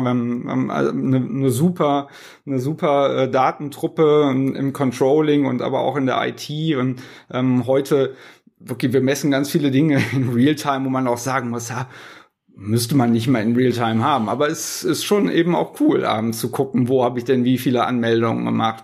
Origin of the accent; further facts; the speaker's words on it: Cologne, North Rhine-Westphalia, Germany; accent: Kölsch singsong; wo, wo kommen Sie her? Und ich sag aus Köln